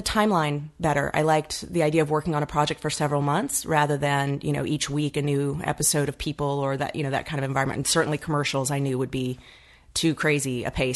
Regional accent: Atlanta, Georgia, United States; accent: southern drawl; moved away as an adult; now in Los Angeles, United States; I'm from Atlanta

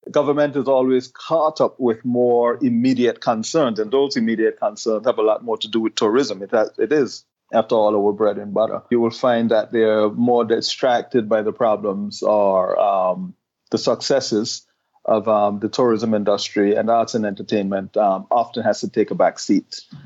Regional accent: Anguilla; our island

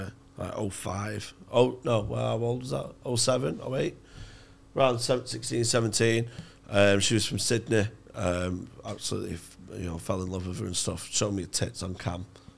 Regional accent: Manchester, North West England, United Kingdom; I'm Mancunian

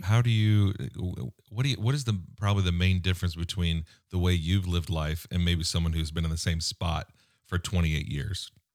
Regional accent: United States; as an American

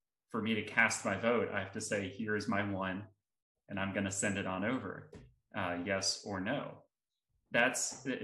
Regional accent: South Carolina, United States; my home state of South Carolina

